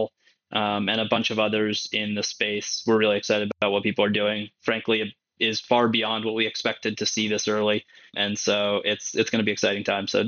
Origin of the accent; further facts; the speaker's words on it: San Francisco, California, United States; now in New York, United States; I grew up in San Francisco and live in New York now